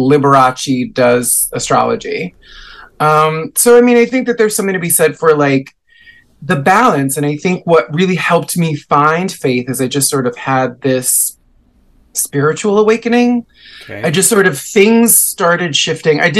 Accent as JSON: {"language": "English", "region": "New York", "country": "United States", "tie": "born or raised there", "said": "I was raised in New York, but my family is like 100% Puerto Rican"}